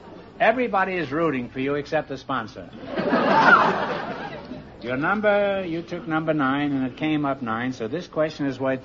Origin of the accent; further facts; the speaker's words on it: Massachusetts, United States; born there; because I was born in Massachusetts.